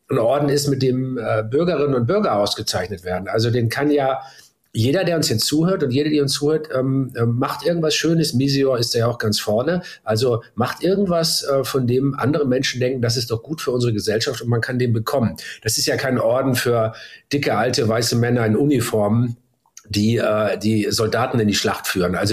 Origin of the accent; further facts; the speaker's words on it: Hamburg, Germany; dass der äh, Kultursenator der Hansestadt Hamburg mich in unserem wunderschönen Rathaus meiner Heimatstadt äh, da ganz exklusiv empfangen hat